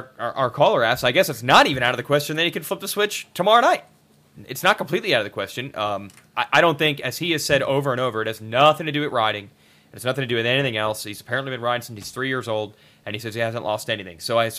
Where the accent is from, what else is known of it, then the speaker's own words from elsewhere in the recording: New Jersey, United States; I'm even from New Jersey